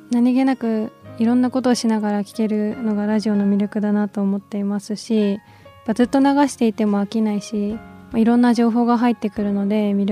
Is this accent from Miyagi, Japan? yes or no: yes; Tagajo, Miyagi, Japan; は多賀城市です。